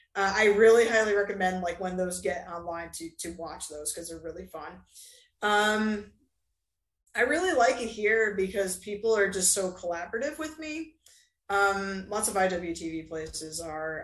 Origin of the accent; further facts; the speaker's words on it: Southeast, United States; now in Chattanooga, United States; technically I'm from the Southeast